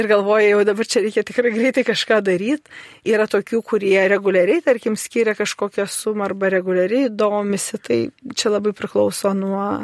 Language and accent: Lithuanian; Lithuania